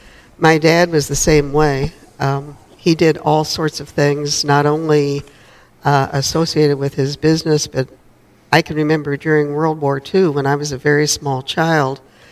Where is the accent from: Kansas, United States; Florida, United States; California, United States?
Kansas, United States; Wichita; Yep. Wichita, Kansas.